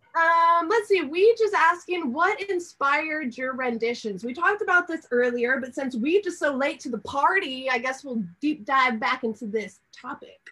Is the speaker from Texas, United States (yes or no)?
yes; Texas, United States; I am from Texas